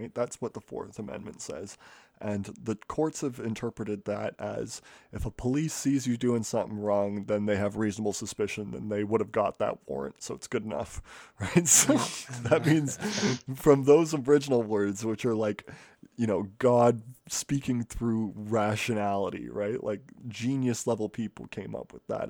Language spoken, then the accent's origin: English; Canada; I'm Canadian